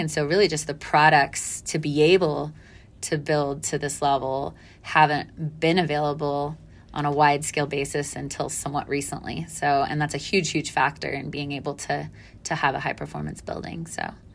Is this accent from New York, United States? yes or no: no; Dallas, Texas, United States; I grew up in Dallas, mostly